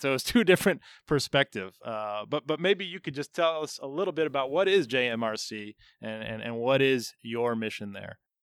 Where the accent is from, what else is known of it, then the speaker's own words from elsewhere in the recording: Chicago, Illinois, United States; I'm a Chicago guy